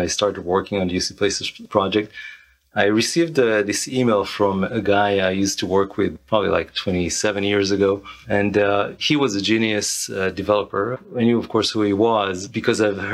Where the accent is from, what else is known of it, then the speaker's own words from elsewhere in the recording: Israel; moved away as an adult; now in United States; I'm originally from Israel. I arrived to the United States in 2005, initially for my wife's studies, and kind of stuck here ever since